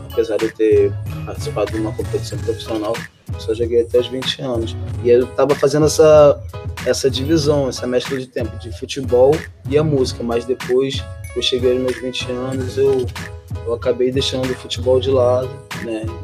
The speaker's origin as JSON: {"language": "Portuguese", "region": "Rio de Janeiro", "country": "Brazil", "said": "E é isso, gente. sou do Jardim Catarina, cantor compositor."}